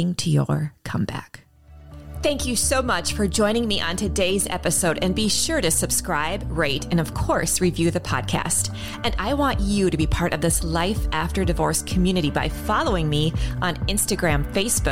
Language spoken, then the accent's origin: English; Minneapolis, Minnesota, United States; my hometown, Minneapolis, Minnesota